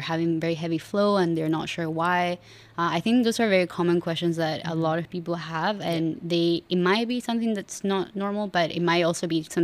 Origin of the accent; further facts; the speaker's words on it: Argentina; moved away as an adult; now in Singapore; I'm originally from Argentina